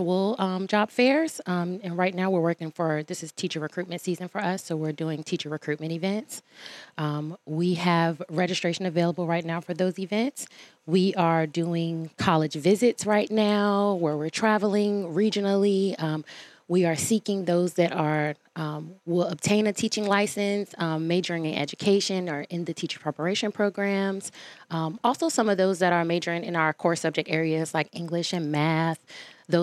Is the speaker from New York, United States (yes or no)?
no; Newport News, Virginia, United States; I'm from Newport News